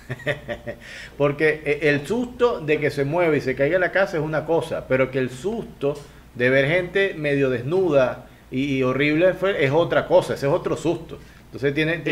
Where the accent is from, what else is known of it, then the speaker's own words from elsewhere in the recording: Venezuela; now in Guayaquil, Ecuador; yo soy venezolano, pero vivo en Ecuador, vivo en Guayaquil